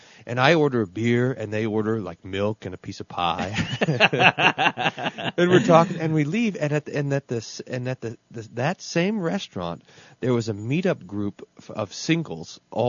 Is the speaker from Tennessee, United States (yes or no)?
no; Texas, United States; accent: Texas; my family, I'm from Texas, you know, nobody knows that because they don't. My family accused me of purposely abandoning a Texas accent and picking up some sort of Minnesota accent so that I sound more Lutheran.